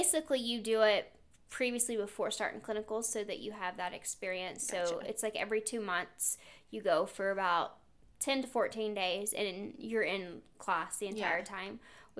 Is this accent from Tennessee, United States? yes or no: yes; Pigeon Forge, Tennessee, United States; moved away as an adult; also born or lived in Alaska; I'm from Pigeon Forge area, which is about 30, 35 minutes away.